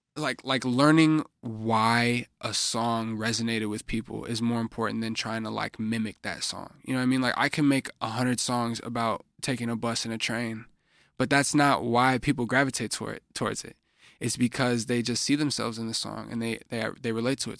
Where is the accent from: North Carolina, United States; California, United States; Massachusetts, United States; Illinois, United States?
Illinois, United States; Chicago; I'm a artist from Chicago